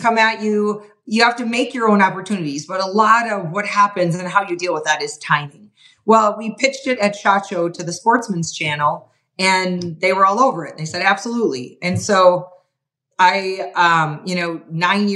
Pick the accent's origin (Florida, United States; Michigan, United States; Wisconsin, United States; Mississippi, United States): Wisconsin, United States; moved away as an adult; also born or lived in Montana; I was from Wisconsin